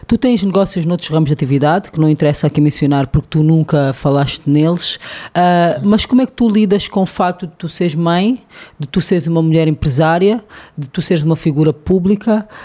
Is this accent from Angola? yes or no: yes; Angola